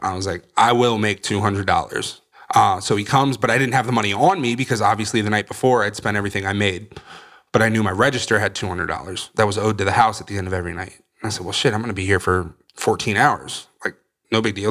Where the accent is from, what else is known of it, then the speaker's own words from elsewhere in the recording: Northern Virginia, United States; now in Florida, United States; I'm originally from Virginia, Northern Virginia, just outside D C